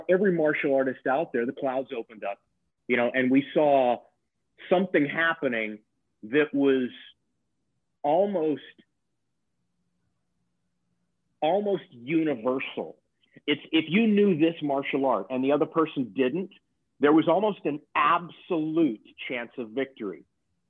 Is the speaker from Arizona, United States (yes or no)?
no; Texas, United States; moved away as an adult; also born or lived in Lake Charles, Louisiana / Los Angeles; I actually grew up in Texas. I was born in Lake Charles, Louisiana. So I'm a Southern boy, man. I grew up in Texas